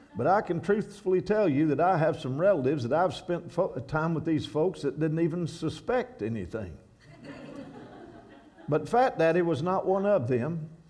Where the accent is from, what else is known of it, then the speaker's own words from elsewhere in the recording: Kentucky, United States; moved away as an adult; I'm from Kentucky where I once walked along Skaggs Creek young and quiet in gentle days and skipping rocks.